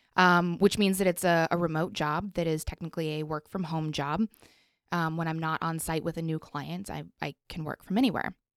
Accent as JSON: {"language": "English", "town": "Colorado Springs", "region": "Colorado", "country": "United States", "tie": "born or raised there", "moved": "yes", "said": "I grew up in Colorado, so there was definitely a lot more open space"}